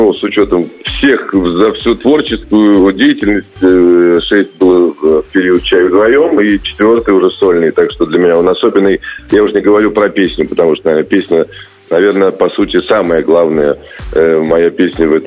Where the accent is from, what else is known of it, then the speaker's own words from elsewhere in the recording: Saint Petersburg, Russia; тем более в родном городе, в любимом.